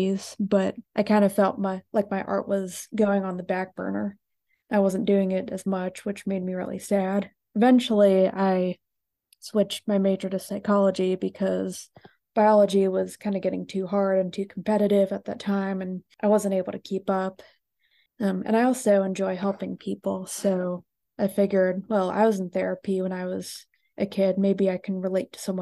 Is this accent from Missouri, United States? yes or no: no; Gahanna, Ohio, United States; I was born in Gahanna, Ohio, which is close to Columbus.